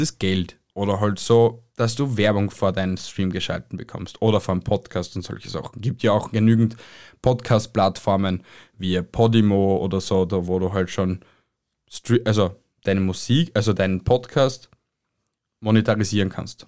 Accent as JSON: {"language": "German", "country": "Austria", "said": "bei uns in Österreich"}